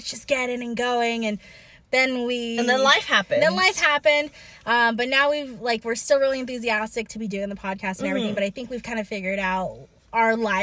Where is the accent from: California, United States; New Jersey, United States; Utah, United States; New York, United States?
California, United States; I didn't choose to be from California.